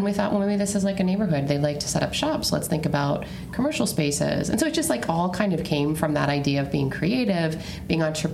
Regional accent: Erie, Pennsylvania, United States; I grew up on the Lower East Side

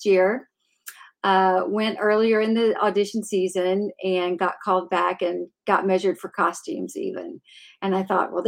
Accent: Clarksville, Tennessee, United States; I'm from Clarksville, Tennessee, originally.

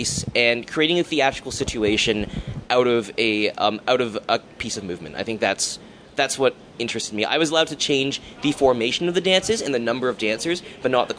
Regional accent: Hamilton, Ontario, Canada; I'm from Hamilton, where the disciplines don't really talk to each other

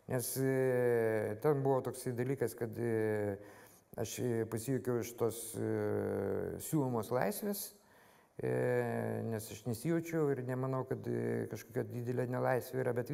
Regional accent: Vilnius, Vilnius County, Lithuania; aš Vilnietis, man Vilnius yra

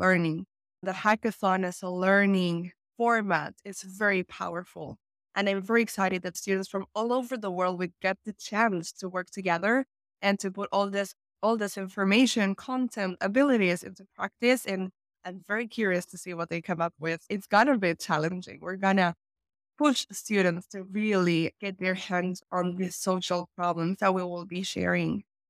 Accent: Argentina; also born or lived in Finland; I'm from Argentina. Right now, I am based in Argentina, Buenos Aires

